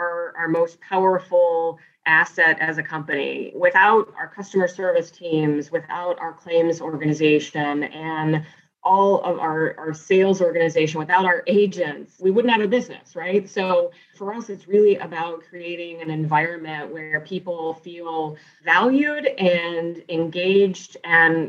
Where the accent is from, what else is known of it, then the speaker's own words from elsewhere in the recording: Northeast Ohio, United States; also born or lived in South Carolina / Richmond, Virginia; I'm originally from Northeast Ohio, and I still live here today